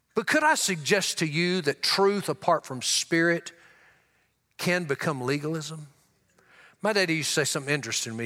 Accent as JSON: {"language": "English", "region": "Louisiana", "country": "United States", "tie": "born or raised there", "also_born_or_lived": "Tulia, Texas", "said": "I grew up in Louisiana. I was born in Tullia, Texas."}